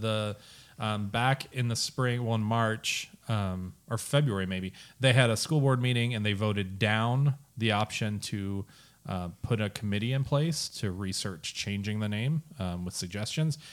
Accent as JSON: {"language": "English", "region": "Minnesota", "country": "United States", "tie": "born or raised there", "moved": "yes", "said": "I grew up in Minnesota"}